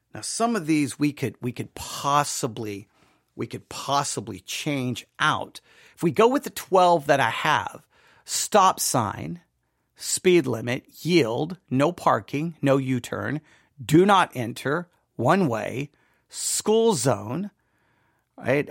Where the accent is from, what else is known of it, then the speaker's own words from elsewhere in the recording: Buffalo Gap, Texas, United States; growing up in Buffalo Gap